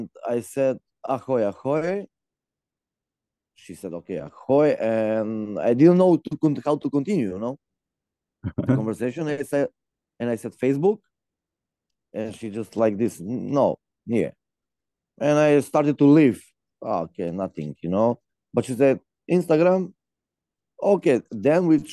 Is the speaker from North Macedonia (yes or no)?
yes; North Macedonia; English is a second language; moved away as an adult; now in Trnava, Slovakia; I'm from Macedonia.